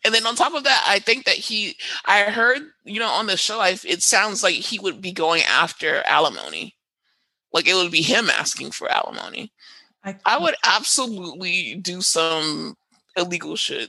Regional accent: Trinidad & Tobago; I'm also Trinidadian, so yeah.

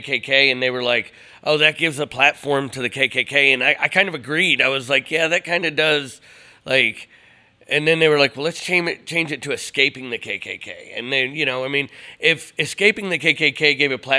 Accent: Cleveland, Ohio, United States; moved away; I grew up in Cleveland, Ohio in the mid-90s.

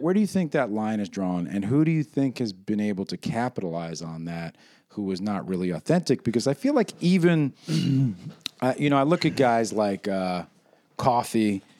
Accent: New York City, New York, United States; I feel very protective and provincial about my New York heritage

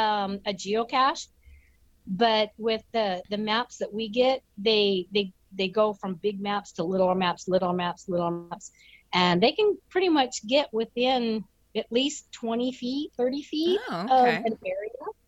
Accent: Washington, United States; I grew up in Washington. So we hunted, fished, hiked

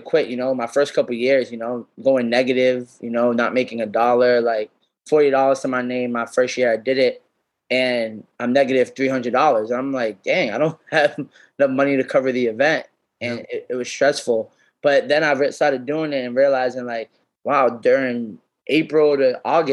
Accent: Worcester, Massachusetts, United States; growing up in Worcester

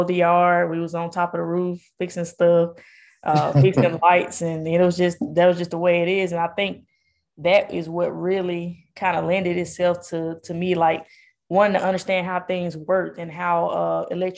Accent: Jackson, Mississippi, United States; also born or lived in Atlanta, Georgia; I'm born and raised in Jackson

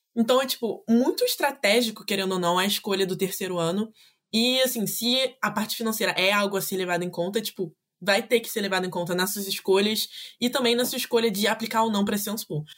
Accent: Rio de Janeiro, Brazil; accent: carioca; first language Portuguese; moved away as an adult; now in France; eu nasci, fui nascida e criada no Rio de Janeiro

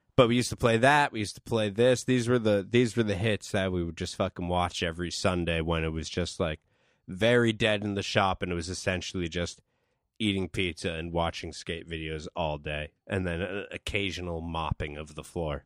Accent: East Coast, United States; East Coast. I'm from the East Coast.

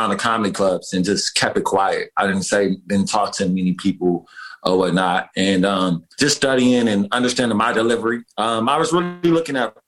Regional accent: Detroit, Michigan, United States; now in New York City, United States; Growing up in Detroit, Michigan

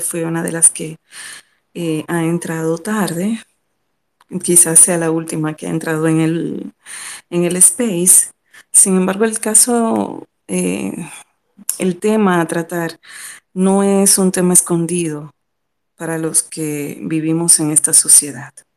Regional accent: Dominican Republic; como ciudadana, como dominicana

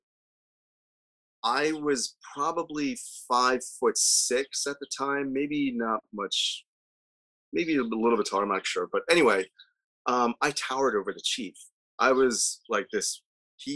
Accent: Delaware, United States; also born or lived in Guyana; I grew up in Delaware

